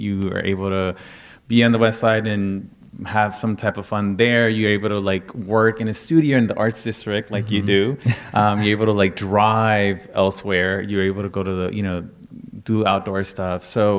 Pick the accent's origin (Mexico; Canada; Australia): Mexico; Veracruz; I know that I come from Veracruz, Mexico, and you know our history is all over the map as well.